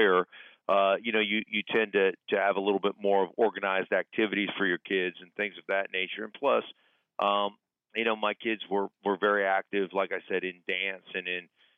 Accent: Alaska, United States; moved away; also born or lived in Denver; growing up in Alaska

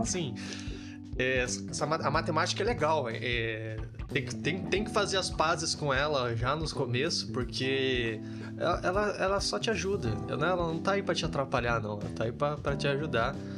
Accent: Rio de Janeiro, Brazil; moved away as an adult; now in Santa Maria, Brazil; Eu sou daqui do Rio de Janeiro

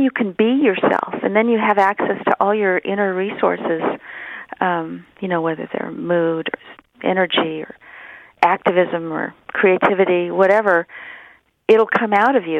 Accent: San Francisco, California, United States; also born or lived in Los Angeles, California; Come up to San Francisco

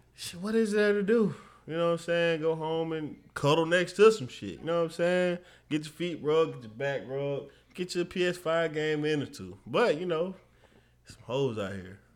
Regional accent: Mobile, Alabama, United States; my hometown, Mobile

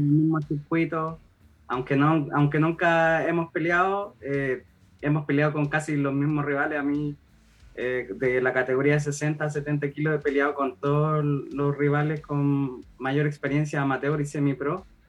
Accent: Copiapó, Atacama, Chile; yo soy de región, soy de Copiapó

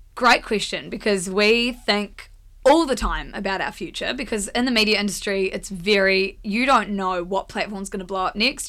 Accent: Blenheim, Marlborough, New Zealand; moved away as an adult; also born or lived in Wellington; We're all from Blenheim

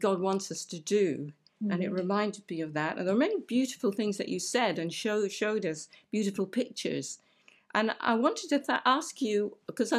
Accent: Aberdeen, Scotland, United Kingdom; now in Romford, United Kingdom; I come from Scotland. I come from Aberdeen. And where I lived was so beautiful

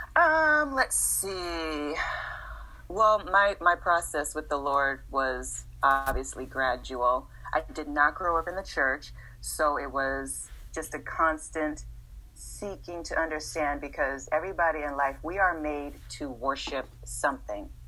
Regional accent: Los Angeles, California, United States; also born or lived in Massachusetts; we stayed in in LA from the sixth grade to today

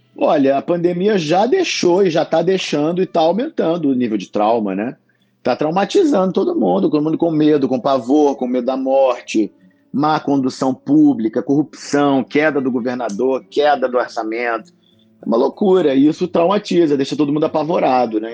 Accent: Rio de Janeiro, Brazil; sou médico, ator, carioca, aqui no Rio de Janeiro

